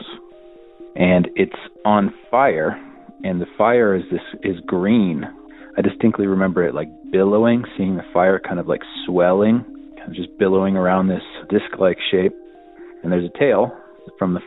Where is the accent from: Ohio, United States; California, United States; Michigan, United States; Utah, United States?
Ohio, United States; also born or lived in Millersburg, Ohio; now in New Mexico, United States; I grew up in Ohio